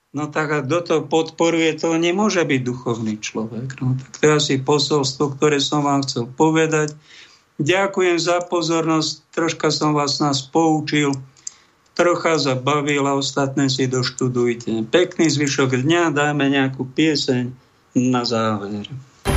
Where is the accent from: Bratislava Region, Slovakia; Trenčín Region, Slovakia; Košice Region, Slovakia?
Trenčín Region, Slovakia; Prievidza; Zrodená v Prievidzi, mojom rodnom meste